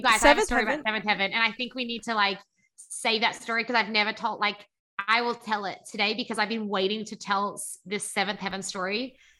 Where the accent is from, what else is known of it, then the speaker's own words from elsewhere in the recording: Sydney, New South Wales, Australia; moved away as an adult; now in Los Angeles, United States; Yes, I moved from Sydney, and from a place called the Shire